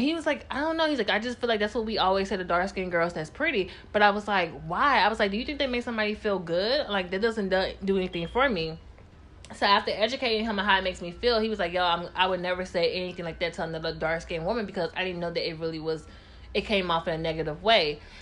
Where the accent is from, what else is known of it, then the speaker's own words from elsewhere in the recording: Tennessee, United States; I'm from Tennessee